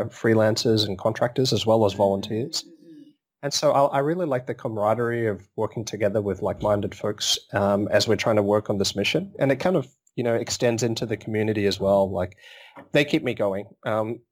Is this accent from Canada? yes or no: no; Melbourne, Victoria, Australia; I'm from Melbourne